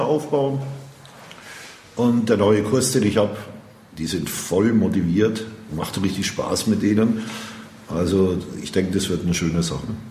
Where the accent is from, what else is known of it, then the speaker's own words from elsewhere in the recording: Würzburg, Bavaria, Germany; Bin ein Urgestein, Würzburger. City. Würzburg City. Ich bin geboren in der Innenstadt, aber aufgewachsen in Grombü.